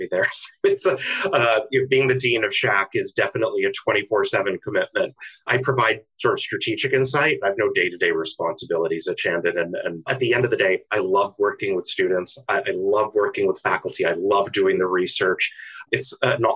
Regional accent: Ottawa, Ontario, Canada; moved away as an adult; also born or lived in London, United Kingdom; now in United States; From Canada. Canada. I was born in the UK, in London. Uh-huh. And then as a kid, came to Canada

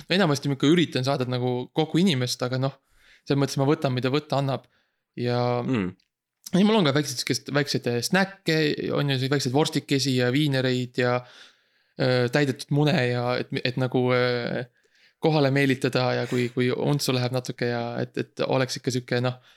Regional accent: Estonia; me oleme vabad eestlased

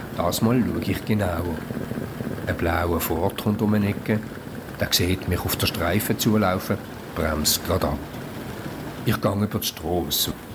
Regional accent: Switzerland; Für mich als Schweizer

